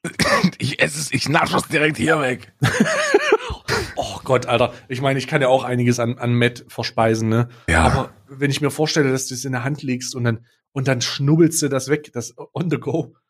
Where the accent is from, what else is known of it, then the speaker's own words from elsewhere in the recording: East Germany, Germany; ich als gebürtiger Ossi, ja, als langjähriges Mitglied der Ost, Öst, der Ossis und immer noch Ossi